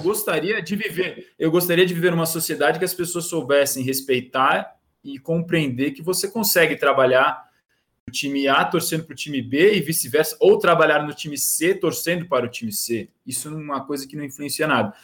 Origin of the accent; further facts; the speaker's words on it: Santos, São Paulo, Brazil; eu sou de Santos